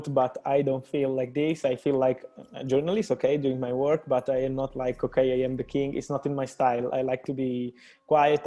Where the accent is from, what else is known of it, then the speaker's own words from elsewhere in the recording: Naples, Campania, Italy; moved away as an adult; now in Milan, Italy; Then I was from Napoli, another city here in Italy